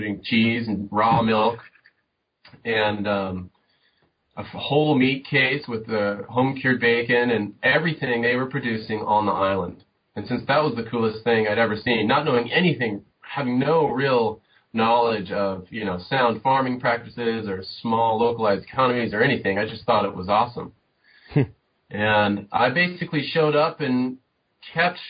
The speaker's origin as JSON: {"language": "English", "region": "Southern California", "country": "United States", "tie": "born or raised there", "moved": "yes", "said": "I grew up in Southern California"}